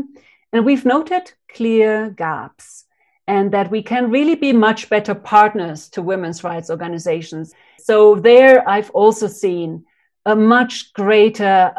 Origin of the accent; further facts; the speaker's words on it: Uruguay; moved away as an adult; also born or lived in Cambodia; I'm from Uruguay, from South America, and I was a young 25-year-old woman when I arrived in 94 in Cambodia